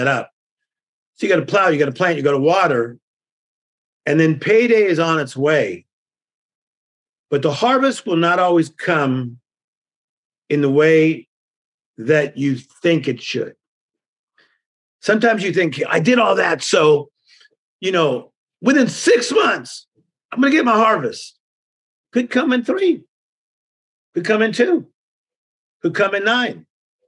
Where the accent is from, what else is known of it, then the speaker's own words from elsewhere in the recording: Compton, California, United States; I'm from Compton.